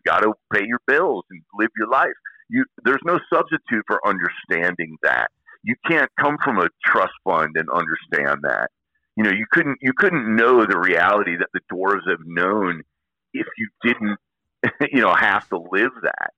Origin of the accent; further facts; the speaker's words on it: Illinois, United States; moved away; I come from Illinois